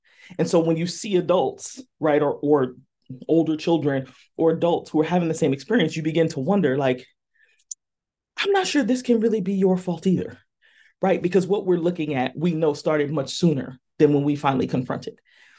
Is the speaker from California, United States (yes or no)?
yes; California, United States; again, I'm from Southern California and it was hot.